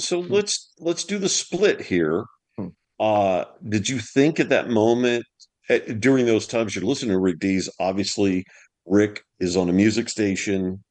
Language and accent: English; Louisiana, United States; moved away; I'm from Louisiana originally, uh-huh. and so I I was born on the Bayou Bartholomew.